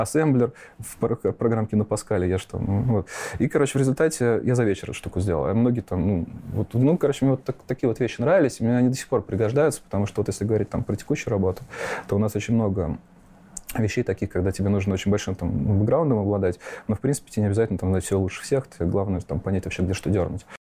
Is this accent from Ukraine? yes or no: no; Nizhny Novgorod, Nizhny Novgorod Oblast, Russia; also born or lived in Fryanovo, Moscow Oblast; Я родился в Подмосковье, поселок Фрянов, он там на восток от Москвы. Угу. Вот, и до девяти лет я там прожил, а потом мои родители переехали в Нижний Новгород, и уже школу университета закончил там.